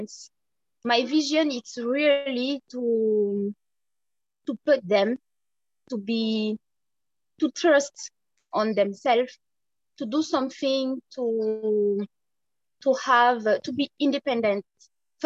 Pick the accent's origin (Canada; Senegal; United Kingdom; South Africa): Senegal; I am from Senegal. I born in Senegal. I grow in Senegal